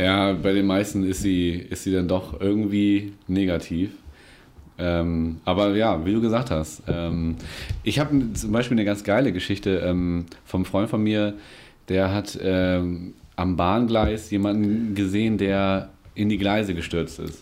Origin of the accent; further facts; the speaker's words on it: Germany; ich bin in Winsenur groß geworden